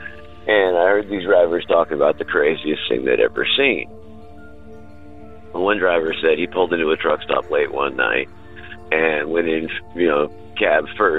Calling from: Nashville, Tennessee, United States; I'm calling from Nashville, Tennessee.

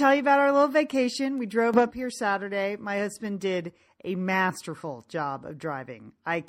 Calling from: Bend, Oregon, United States; and today I am ringing in from Bend, Oregon

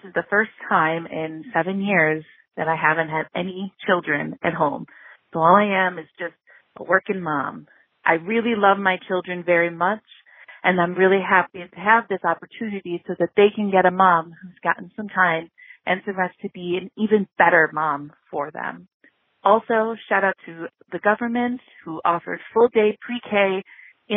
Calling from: Buffalo, New York, United States; I'm calling from Buffalo, New York

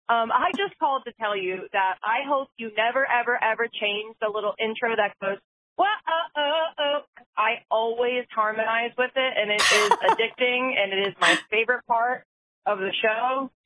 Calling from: Philadelphia, Pennsylvania, United States; I'm calling from Philly.

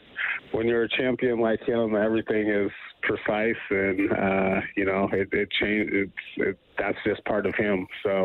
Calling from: Palm Desert, California, United States; I'm checking in from Palm Desert, California. Been down here for, about 8 years, 9 years now.

